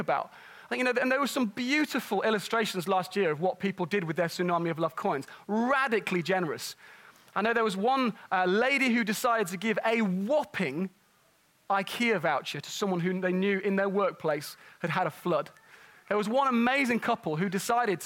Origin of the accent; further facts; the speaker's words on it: Nottingham, East Midlands, United Kingdom; moved away; where I grew up in Nottingham